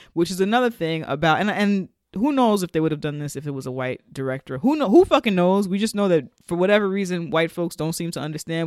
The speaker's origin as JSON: {"language": "English", "country": "United States", "said": "Black Americans and our connection to Africa"}